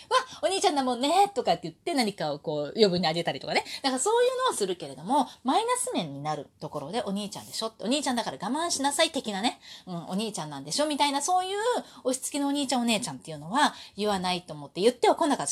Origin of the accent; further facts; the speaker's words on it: Osaka, Japan; moved away; also born or lived in Kanto; 私が子供の頃ね、関西に住んでた頃、大阪に住んでた頃